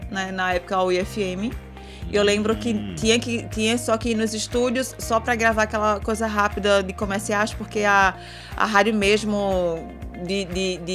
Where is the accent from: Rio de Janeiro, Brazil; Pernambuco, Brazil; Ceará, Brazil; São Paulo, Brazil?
Pernambuco, Brazil; Belo Jardim; eu sou do interior. É, é. sou de sou, eu sou do, de Belo Jardim ah. e, de uma tá, vi, e de tá. uma vila do lado de Belo Jardim chamada Chucuru.